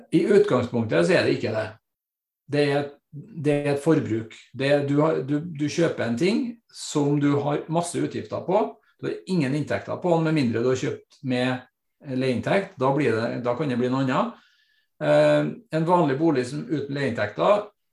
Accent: Trondheim, Trøndelag, Norway; født og oppvokst på Kolstad rett utenfor Trondheim, og har bodd her stort sett hele mitt liv

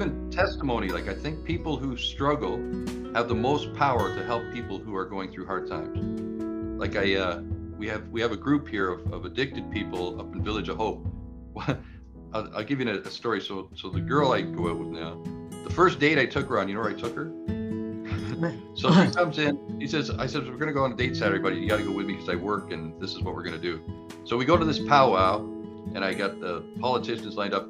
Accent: Toronto, Ontario, Canada; I grew up in Toronto and ran away from when I was a kid.

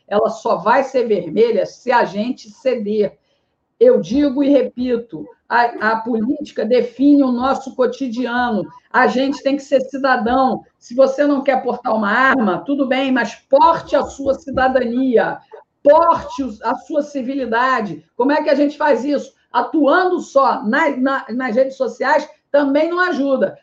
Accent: Rio de Janeiro, Brazil; also born or lived in Ceará; now in Fortaleza, Brazil; é do Rio de Janeiro, que é a minha cidade natal

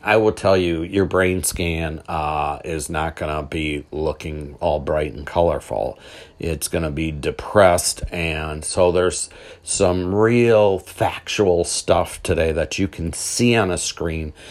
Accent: Milwaukee, Wisconsin, United States; I'm from Milwaukee

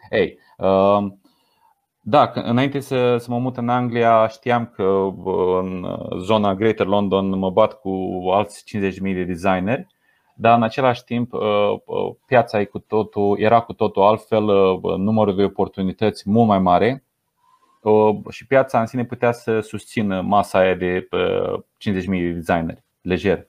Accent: Romania; moved away as an adult; now in England, United Kingdom; eu ca român

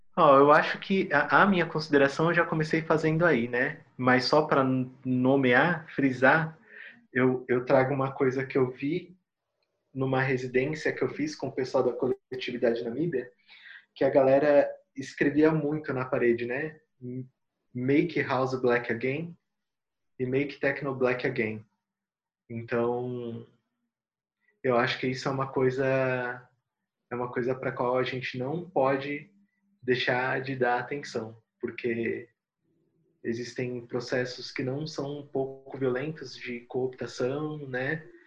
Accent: São Paulo, Brazil; em Itaquera, onde eu cresci, tinha bastante poperô quando eu era molequinho

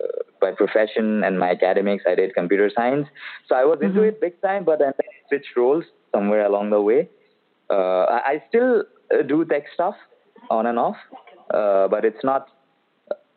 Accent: Guwahati, Assam, India; moved away as an adult; now in Bangalore, India; Right now, I'm in my hometown, which is basically the eastern part of India. This is Guwahati, Assam.

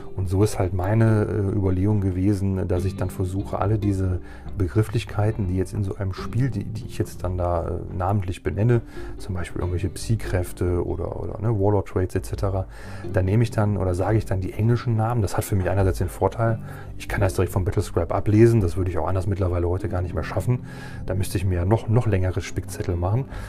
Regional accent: Germany; hier bei uns in Deutschland

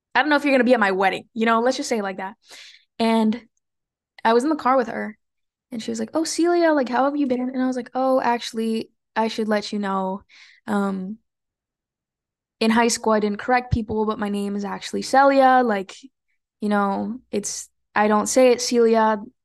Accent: California, United States; even though I was born in California, I always lived in a Mexican bubble.

